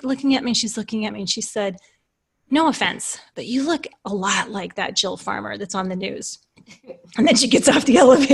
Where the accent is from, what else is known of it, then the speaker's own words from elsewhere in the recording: southeastern Iowa, United States; moved away as an adult; also born or lived in Thunder Bay, Ontario, Canada / Colorado; I was born in Thunder Bay, Ontario, Canada, and lived the first parts of my life in Canada. And then starting around school age, we moved to an interesting town of about 10,000 people in the southeastern part of Iowa, which is where I lived until I graduated from high school